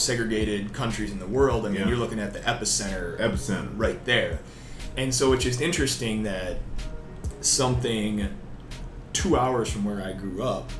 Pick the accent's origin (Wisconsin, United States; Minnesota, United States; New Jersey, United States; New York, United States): Wisconsin, United States; moved away; I'm originally from Wisconsin, a couple hours north of Milwaukee.